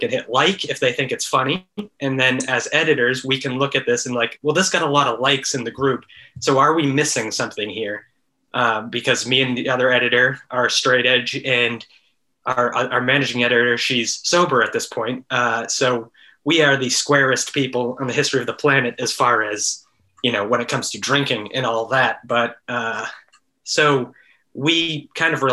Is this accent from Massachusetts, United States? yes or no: yes; Massachusetts, United States; moved away; also born or lived in San Francisco; I grew up in Massachusetts